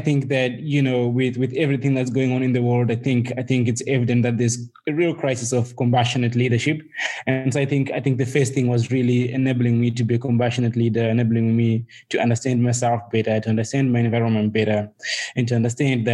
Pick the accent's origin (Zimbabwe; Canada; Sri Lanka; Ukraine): Zimbabwe; also born or lived in United States; now in South Africa; I was born and bred in Zimbabwe, you know, and I live in South Africa and partly in the US at the moment